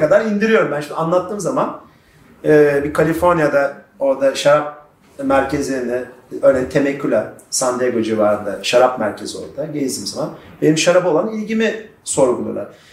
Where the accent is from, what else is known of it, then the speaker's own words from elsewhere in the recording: Turkey; Ben Türk'üm